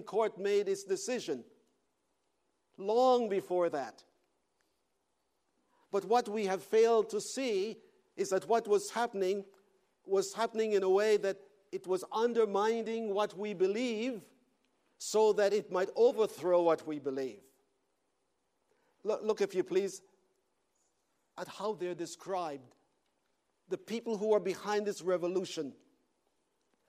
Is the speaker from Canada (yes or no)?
yes; Canada; I am a Canadian.